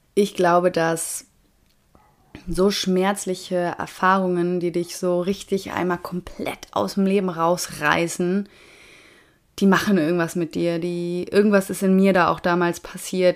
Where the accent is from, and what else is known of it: Germany